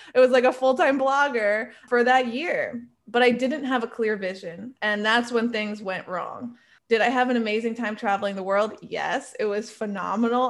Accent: New York, United States; I am a New Yorker at heart

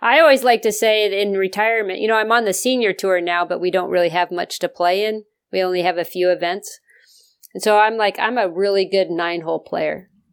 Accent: the West, United States; moved away; I grew up out in the West

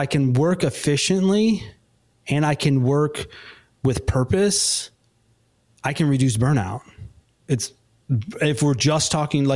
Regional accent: Chicago suburbs, Illinois, United States; now in Nashville, United States; I'm originally from the Chicago suburbs

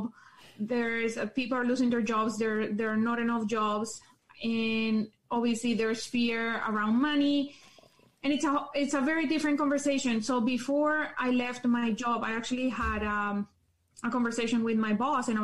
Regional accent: Colombia; English is a second language; moved away as an adult; also born or lived in Calgary, Canada; now in Canada; I was born in Colombia. I lived there for 17 years of my life, and I moved to Canada when I was 17.

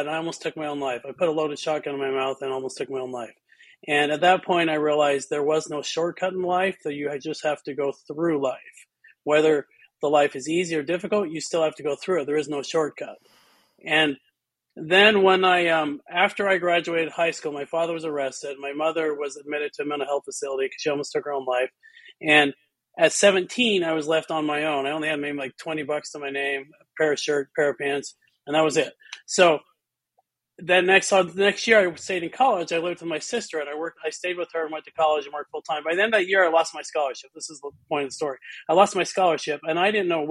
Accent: Utah, United States; I grew up in Utah, and Utah gets very cold in the winter

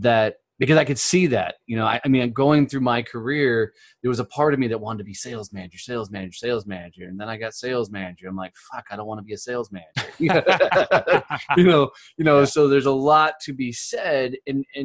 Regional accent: Fort Worth, Texas, United States; I'm in Fort Worth, Texas, you know, my hometown

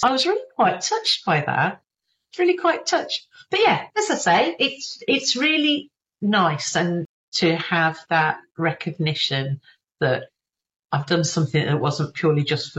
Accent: Birmingham, West Midlands, United Kingdom; accent: Birmingham; I was in Birmingham. You can probably tell from my accent. I've got a bit of residual Birmingham hanging around in there.

